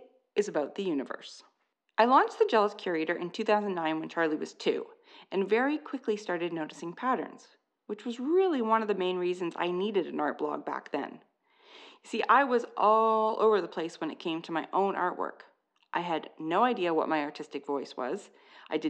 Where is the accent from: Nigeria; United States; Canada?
Canada; I'm Canadian